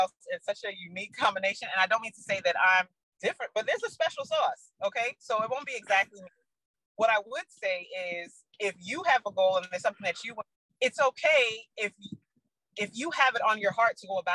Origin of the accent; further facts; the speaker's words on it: New York City, New York, United States; I'm from the Bronx